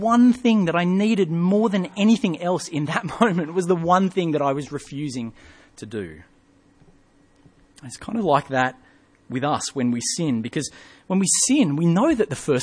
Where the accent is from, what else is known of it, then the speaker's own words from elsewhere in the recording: England, United Kingdom; moved away; When I was young, I grew up in England